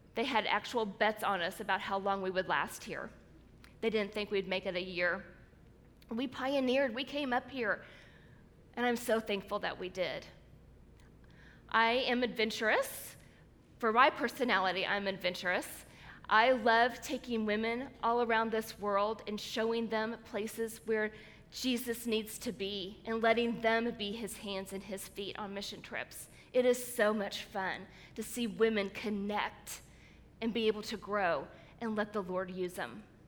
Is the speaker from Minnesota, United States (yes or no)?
no; Springfield, Missouri, United States; they opened a new hospital in my hometown of Springfield, Missouri